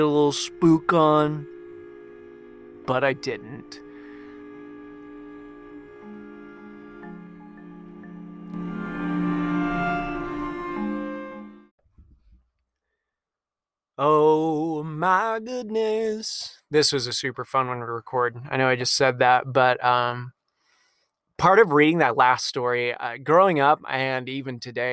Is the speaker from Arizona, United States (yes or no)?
yes; Tucson, Arizona, United States; I'm from Tucson